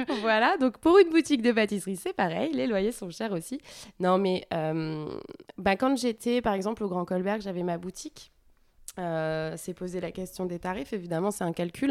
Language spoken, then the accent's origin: French; France; moved away as an adult; also born or lived in Montreal, Canada; je suis arrivée en tant que française, jeune, euh, pour prendre une place de chef